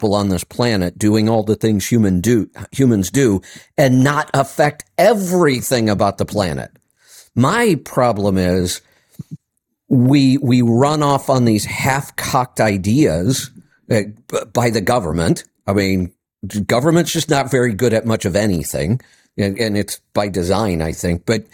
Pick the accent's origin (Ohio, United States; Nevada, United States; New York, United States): Ohio, United States; Northeast; Growing up in Northeast Ohio, I had a snowmobile.